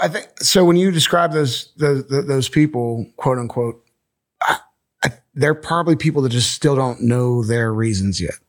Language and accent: English; Bethel Park, Pennsylvania, United States; also born or lived in Monongahela, Pennsylvania; I grew up in Monongahela, um, Bethel Park till I was ten, then my parents split up, and then I went to where my mom grew up in Monongahela, and I graduated from Ringgold